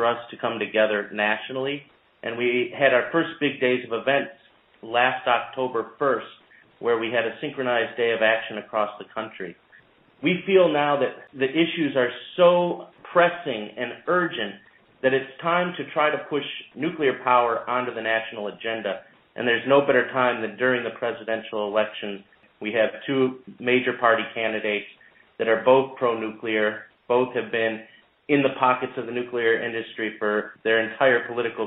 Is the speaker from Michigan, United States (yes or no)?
no; Ohio, United States; I'm from Ohio